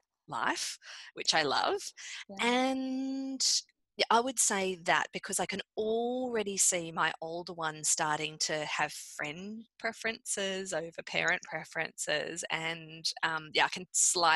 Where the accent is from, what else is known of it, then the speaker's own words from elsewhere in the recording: Australia; also born or lived in Canada; I'm Australian.